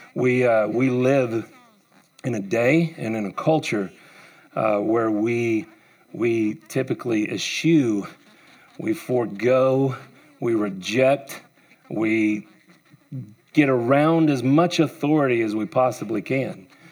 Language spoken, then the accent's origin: English; United States; I grew up here in Wise County.